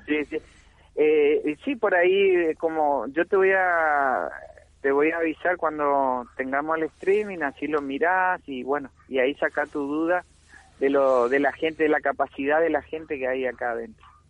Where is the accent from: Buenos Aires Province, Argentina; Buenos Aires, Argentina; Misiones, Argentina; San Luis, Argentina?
Misiones, Argentina; Puerto Iguazú; acá nuestro nuestro puerto Iguazú, Misiones